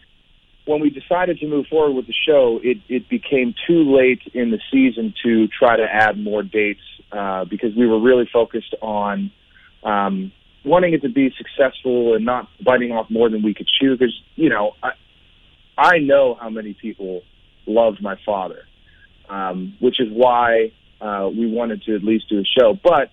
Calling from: Nashville, Tennessee, United States; I am in Nashville, Tennessee at the moment.

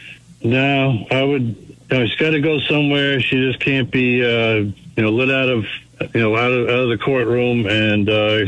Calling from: Brookline, Massachusetts, United States

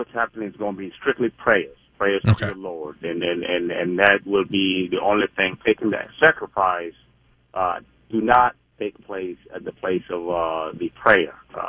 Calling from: Minneapolis, Minnesota, United States; I'm calling from Minneapolis. I am a six-year U.S. Army veteran, a Somali-American.

